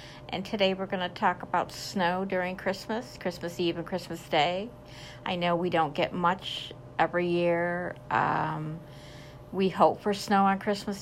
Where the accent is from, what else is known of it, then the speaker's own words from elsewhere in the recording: New York, United States; I've been born and raised in New York